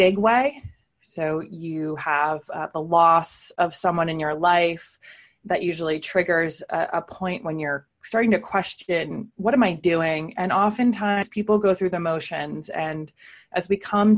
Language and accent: English; Pennsylvania, United States; moved away as an adult; also born or lived in San Francisco / New York City; now I live in Pennsylvania, back in my hometown